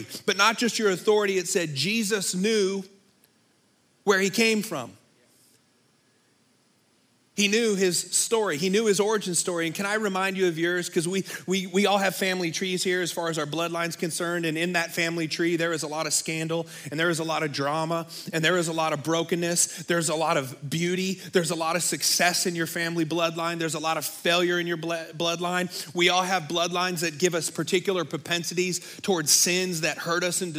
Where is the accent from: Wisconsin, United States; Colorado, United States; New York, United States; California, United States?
California, United States; Bay Area; moved away; I grew up in the Bay Area